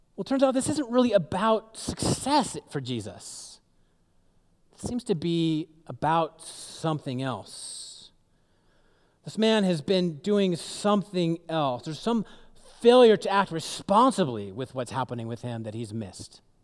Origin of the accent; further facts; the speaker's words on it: Seattle, Washington, United States; moved away; I grew up in the Seattle area